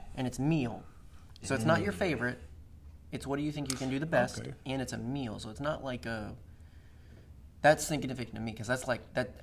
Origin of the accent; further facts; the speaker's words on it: Savannah, Georgia, United States; I'm from Savannah